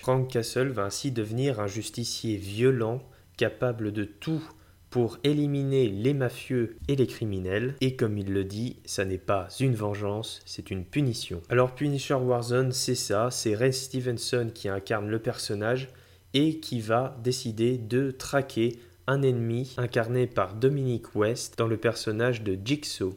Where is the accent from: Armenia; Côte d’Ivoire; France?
France; chez nous en France